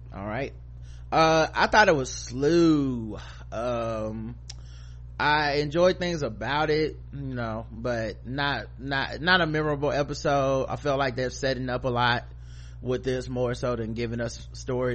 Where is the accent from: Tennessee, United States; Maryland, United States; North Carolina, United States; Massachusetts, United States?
North Carolina, United States; Charlotte; I'm from North Carolina, Charlotte, North Carolina